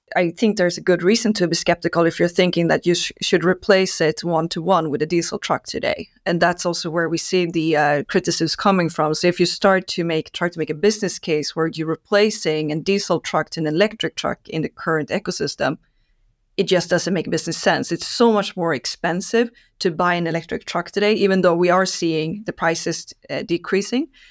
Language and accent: English; Stockholm, Stockholm County, Sweden; I'm Swede, uh, born and raised in Stockholm.